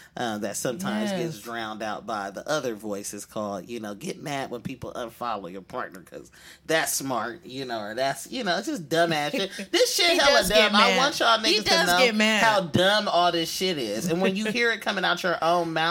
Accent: Oakland, California, United States; I'm from the East. I'm from Oakland.

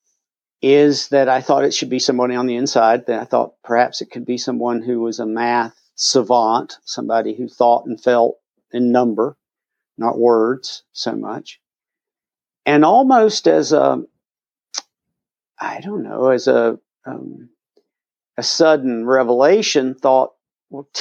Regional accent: Asheville, North Carolina, United States; in Asheville, North Carolina, more or less my hometown

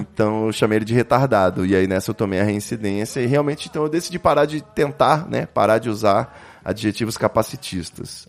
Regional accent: Rio de Janeiro, Brazil; Eu também sou carioca.

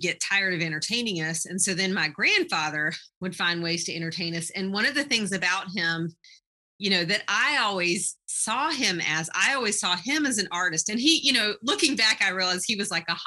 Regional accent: Eastern North Carolina, United States; now in Iowa, United States; I'm from Eastern North Carolina. I say that up front so that people are not so distracted by my accent.

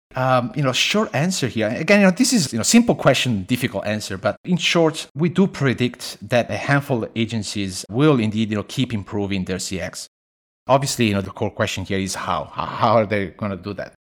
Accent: Italy; moved away as an adult; also born or lived in Beijing, China; now in Sydney, Australia; I was born and raised in Italy, uh, but I live most of my life, uh, outside of Italy. Fifteen plus years in China, uh, mostly Beijing

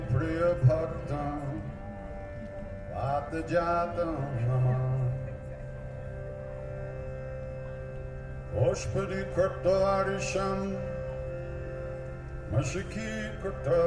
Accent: New York, United States; I'm from New York

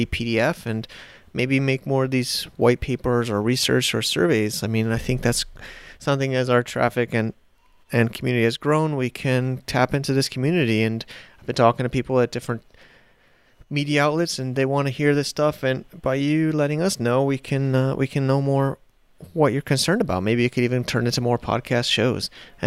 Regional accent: United States; I'm an American

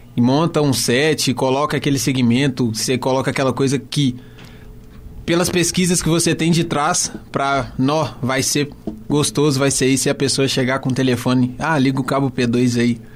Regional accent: Contagem, Minas Gerais, Brazil; sou lá de Contagem

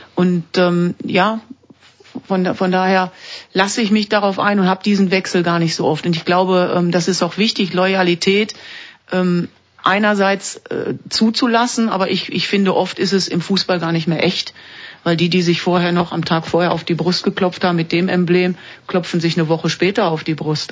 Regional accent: Duisburg, North Rhine-Westphalia, Germany; moved away as an adult; now in Switzerland; Duisburg ist, ist meine Heimat, meine ganze Familie ist dort

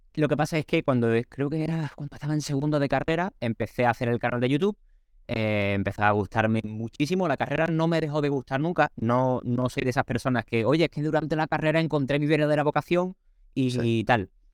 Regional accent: Cádiz, Andalusia, Spain; soy de Cádiz, soy del sur de España

